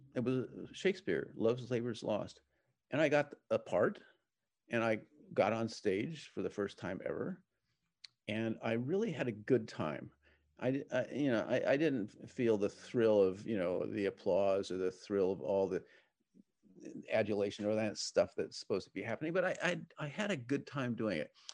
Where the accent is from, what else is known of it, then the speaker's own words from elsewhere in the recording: San Diego, California, United States; I grew up in San Diego as a sailor